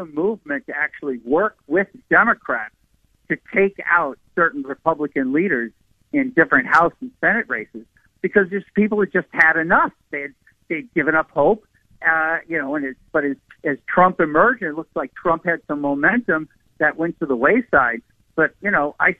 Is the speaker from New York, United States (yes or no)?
no; Massachusetts, United States; growing up in Massachusetts